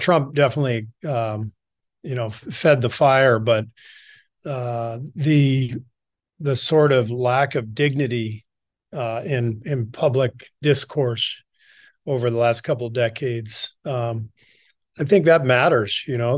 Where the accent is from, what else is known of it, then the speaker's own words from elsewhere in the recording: Los Angeles, California, United States; also born or lived in Beirut, Lebanon / Cairo, Egypt / France; we moved to L A when I was pretty young, like two years old, 'cause my dad took a job at U C L A as a professor. So, most of my childhood was spent in L